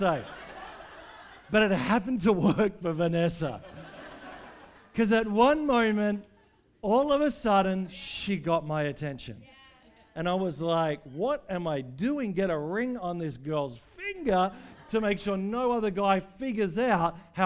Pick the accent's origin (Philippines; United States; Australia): Australia; as an Australian